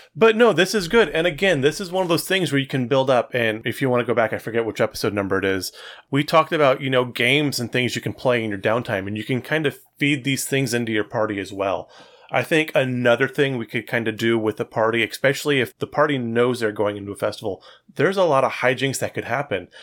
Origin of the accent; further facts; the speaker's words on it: Fresno, California, United States; I grew up in Fresno